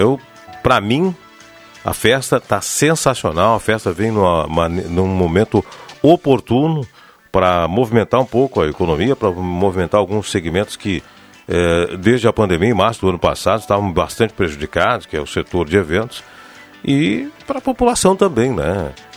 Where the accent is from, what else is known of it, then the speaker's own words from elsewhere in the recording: Rio Pardo, Rio Grande do Sul, Brazil; minha terra, Rio Pardo